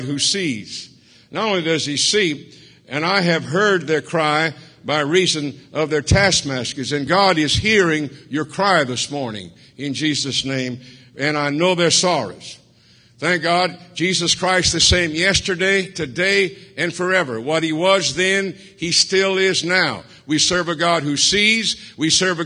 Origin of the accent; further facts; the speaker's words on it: Cajun, Louisiana, United States; I'm a Cajun